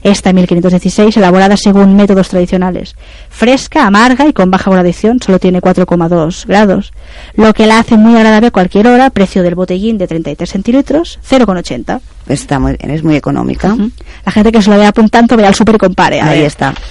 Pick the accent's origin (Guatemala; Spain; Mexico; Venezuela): Spain; Esa mm. es otra leyenda. Somos eh